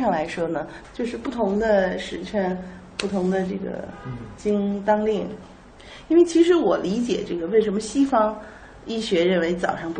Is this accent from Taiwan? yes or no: no; China; 但是我觉得我们中国人的早上的运动一般是打打太极拳呀，做一做吐纳呀，舒展啊